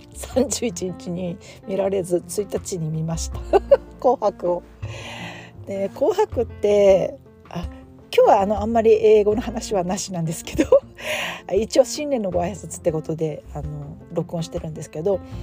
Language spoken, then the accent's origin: Japanese; Japan; now in United States